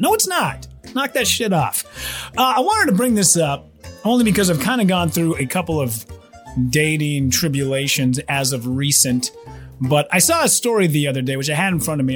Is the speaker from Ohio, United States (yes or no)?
no; Minnesota, United States; moved away as an adult; also born or lived in Wisconsin; my home state